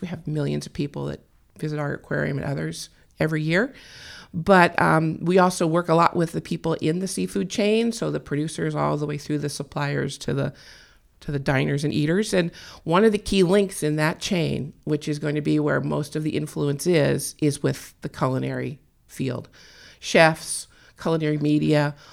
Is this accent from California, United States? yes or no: yes; California, United States; I was born and raised in California.